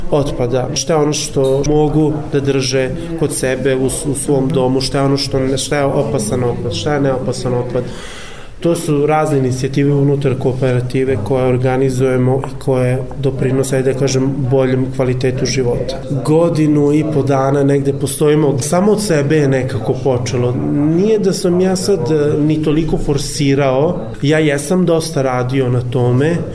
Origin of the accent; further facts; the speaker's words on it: Vojvodina, Serbia; ja sam iz Vojvodine, iz malog sela dolazim